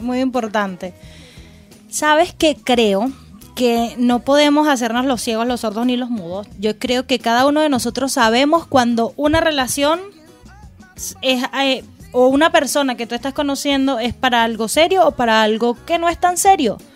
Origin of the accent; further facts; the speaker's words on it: Venezuela; now in Chile; nosotros como venezolanos